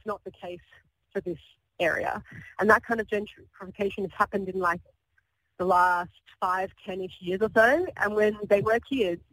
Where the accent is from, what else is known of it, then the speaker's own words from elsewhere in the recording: Sydney, New South Wales, Australia; I'm Australian. I've never lived anywhere else. I grew up in Sydney